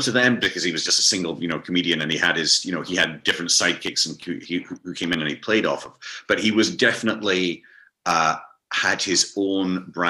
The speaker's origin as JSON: {"language": "English", "region": "Scotland", "country": "United Kingdom", "tie": "born or raised there", "moved": "yes", "said": "I'm more of a Scot than I ever realized when I was younger, because I was so busy trying to get out of the country"}